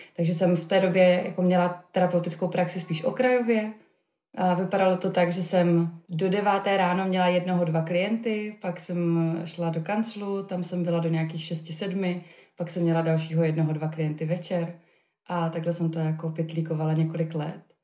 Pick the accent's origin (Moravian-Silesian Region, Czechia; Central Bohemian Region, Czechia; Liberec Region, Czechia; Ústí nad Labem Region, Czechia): Moravian-Silesian Region, Czechia; Havířov; moved away as an adult; also born or lived in Prague; já jsem studovala psychologii v Praze, eh, kam jsem se odstěhovala z Havířova, odkud jsem původně